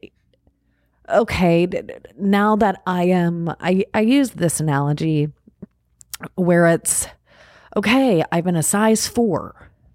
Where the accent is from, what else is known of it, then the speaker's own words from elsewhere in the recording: Long Island, New York, United States; moved away; I grew up out on Long Island